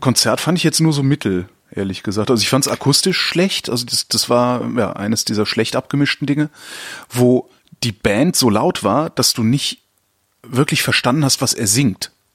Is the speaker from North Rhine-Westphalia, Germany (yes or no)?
yes; Cologne, North Rhine-Westphalia, Germany; moved away as an adult; also born or lived in Frankfurt; now in Berlin, Germany; ich komme aus Köln ursprünglich